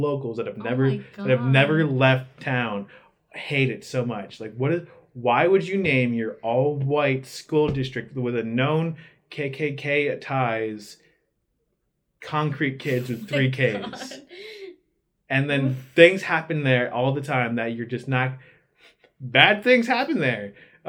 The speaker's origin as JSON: {"language": "English", "area": "Lehigh Township", "region": "Pennsylvania", "country": "United States", "tie": "born or raised there", "said": "I was from Lehigh Township, so it's a very big school district. Yeah. So people, it's divided up into the townships and the borough. So there's Moore Township and then Lehigh Township. Granted, in my township, Dannysville, where I'm from"}